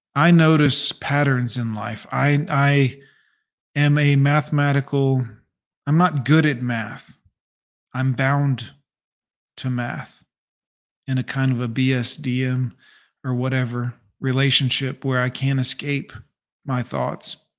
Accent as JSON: {"language": "English", "region": "the South", "country": "United States", "tie": "born or raised there", "said": "I grew up in the South"}